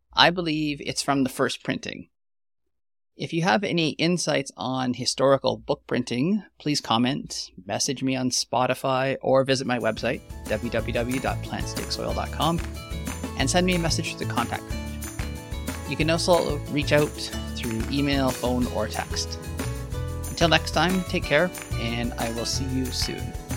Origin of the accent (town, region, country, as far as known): Canadian Prairies, Canada